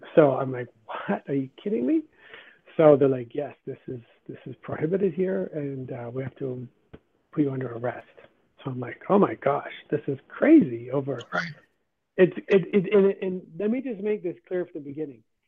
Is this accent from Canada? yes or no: yes; Canada; also born or lived in Guyana; I'm a natural born Canadian